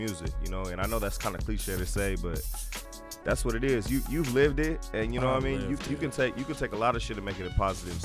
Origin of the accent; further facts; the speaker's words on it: San Diego, California, United States; I'm from San Diego, obviously, uh-huh. Southeast section